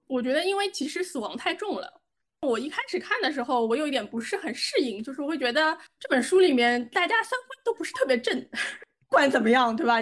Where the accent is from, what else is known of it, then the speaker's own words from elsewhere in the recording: China; 我们中国人